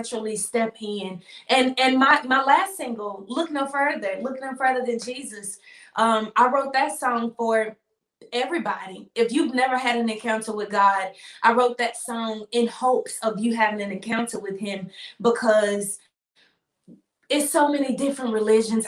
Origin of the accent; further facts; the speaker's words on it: Memphis, Tennessee, United States; growing up in Memphis